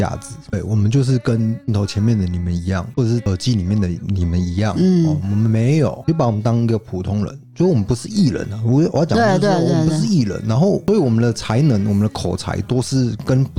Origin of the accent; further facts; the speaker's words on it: Tainan, Taiwan; 啊，反正他也是台南人，我们也是台南人，